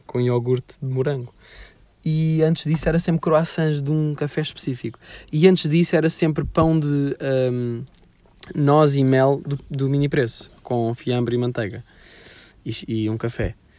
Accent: Sintra, Lisbon, Portugal; eu sempre fui de Sintra

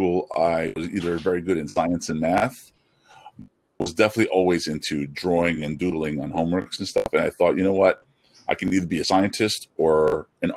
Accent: New York City, New York, United States; also born or lived in Flushing, Queens; I'm born in Elmhurst, Queens, New York. And now I live in Flushing, Queens

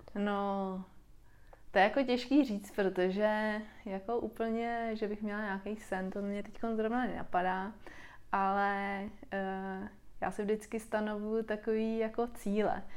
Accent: Czechia; u nás v Čechách

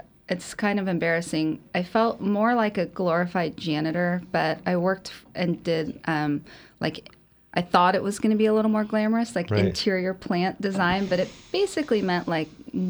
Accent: San Luis Obispo, California, United States; Growing up in San Luis. So, but no, then I came back and finished up at Cal Poly

